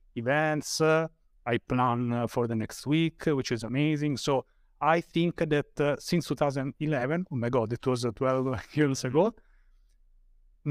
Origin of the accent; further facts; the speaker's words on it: Rome, Lazio, Italy; I'm from Rome, Italy